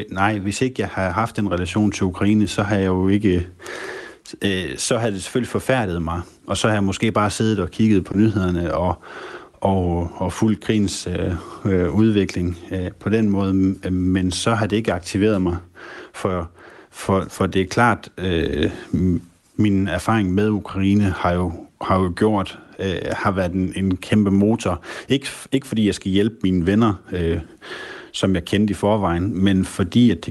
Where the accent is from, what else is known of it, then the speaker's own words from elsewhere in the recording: Aalborg, North Denmark Region, Denmark; der har vi vinterferie, det er, fordi vi, øh, vi, vi er fra Aalborg, og vi har vinterferie i uge 8.